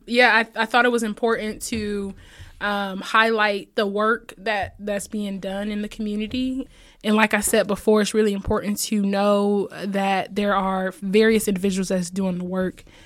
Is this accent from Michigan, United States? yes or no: no; Fort Wayne, Indiana, United States; I'm from Fort Wayne, Indiana